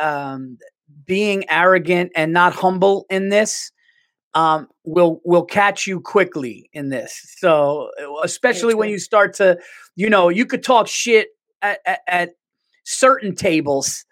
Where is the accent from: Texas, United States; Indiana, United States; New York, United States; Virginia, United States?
New York, United States; New York City; I'm a New Yorker